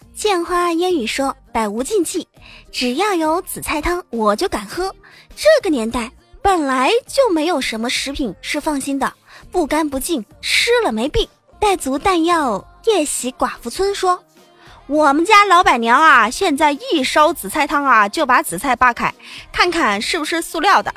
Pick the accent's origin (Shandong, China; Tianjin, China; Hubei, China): Hubei, China; Enshi; 我湖北恩师的。 对，就是我老家